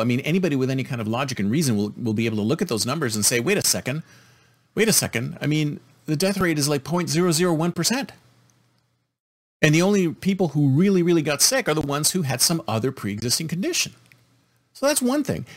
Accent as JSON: {"language": "English", "country": "United States"}